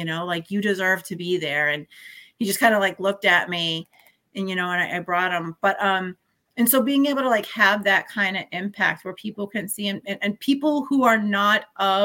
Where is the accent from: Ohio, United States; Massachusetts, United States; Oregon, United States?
Massachusetts, United States; New Bedford; born and raised in New Bedford